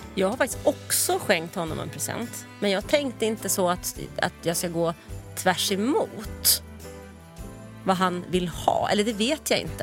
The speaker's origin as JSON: {"language": "Swedish", "town": "Stockholm", "region": "Stockholm County", "country": "Sweden", "accent": "stockholmska", "moved": "as an adult", "lives_now": "Skåne, Sweden", "said": "jag har ju 08 i själ och hjärta. Och dialektalt"}